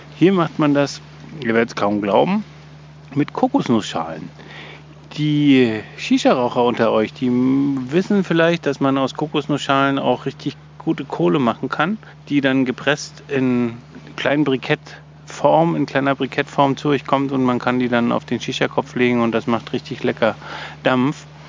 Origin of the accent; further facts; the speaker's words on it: Germany; bei uns in Deutschland